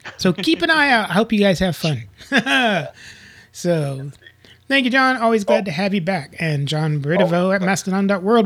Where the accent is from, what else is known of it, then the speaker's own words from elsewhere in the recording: Tornado Alley, United States; moved away; I grew up in Tornado Alley